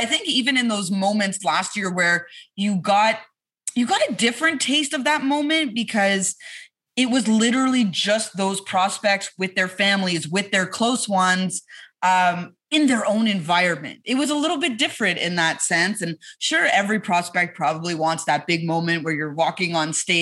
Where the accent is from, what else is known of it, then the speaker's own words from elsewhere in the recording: Montreal, Quebec, Canada; moved away; I'm from Montreal